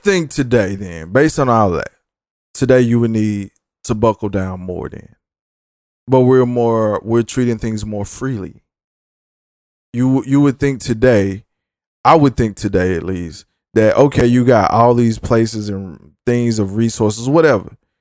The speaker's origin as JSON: {"language": "English", "region": "the South", "country": "United States", "said": "I'm from the South"}